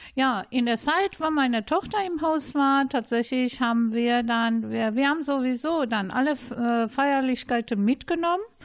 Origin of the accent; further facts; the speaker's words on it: Iran; German is a second language; now in Duisburg, Germany; ursprünglich komme ich aus dem Iran